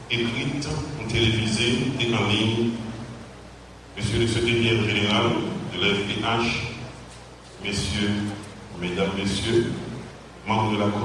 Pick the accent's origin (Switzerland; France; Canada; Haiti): Haiti